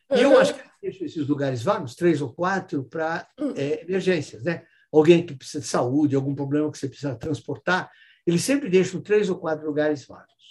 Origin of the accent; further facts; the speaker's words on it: São Paulo, Brazil; E São Paulo, sou de São Paulo.